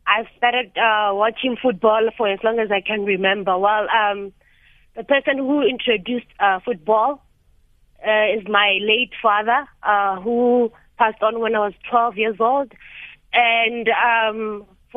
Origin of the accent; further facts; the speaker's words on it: Lebowakgomo, Limpopo, South Africa; I am from Lebowahomu